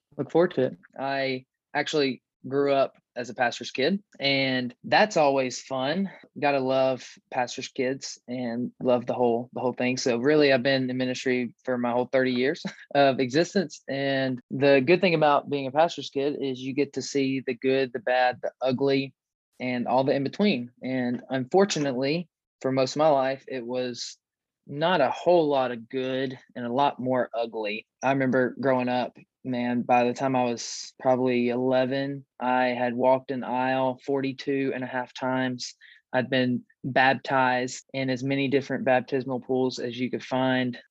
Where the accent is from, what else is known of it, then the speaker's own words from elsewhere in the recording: West Tennessee, United States; moved away as an adult; also born or lived in Clinton, Tennessee; now in Knoxville, United States; We moved from East Tennessee to West Tennessee, where I was born and raised